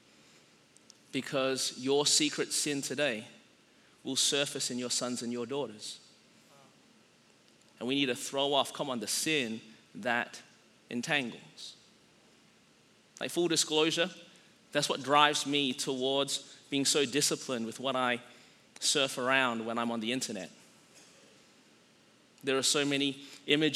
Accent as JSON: {"language": "English", "country": "Australia", "tie": "born or raised there", "said": "growing up in Australia and being like a relatively small country population-wise"}